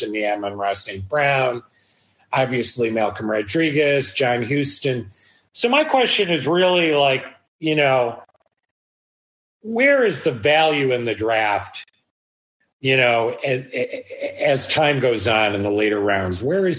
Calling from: Bangkok, Thailand; I'm halfway around the world. I'm calling in from Bangkok.

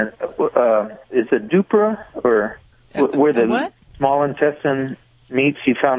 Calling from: Bakersfield, California, United States

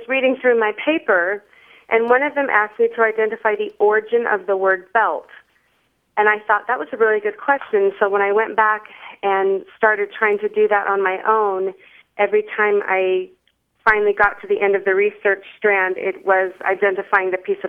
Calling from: Youngstown, Ohio, United States; I am calling from Youngstown, Ohio.

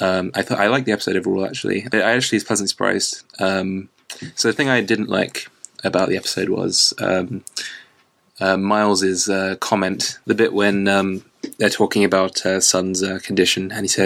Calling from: London, United Kingdom; calling from London in the UK.

